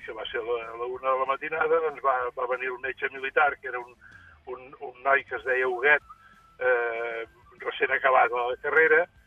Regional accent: Sanaüja, Catalonia, Spain; moved away; quan jo era petit, eh, allà a Sanaúja

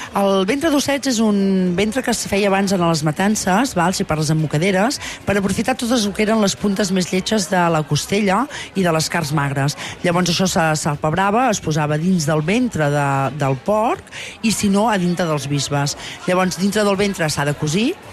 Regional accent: Tona, Catalonia, Spain; jo sóc de Tona, sóc de la comarca d'Osona

